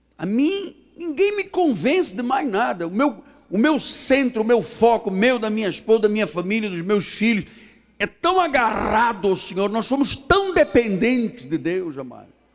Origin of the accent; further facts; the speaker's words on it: Portugal; Sou português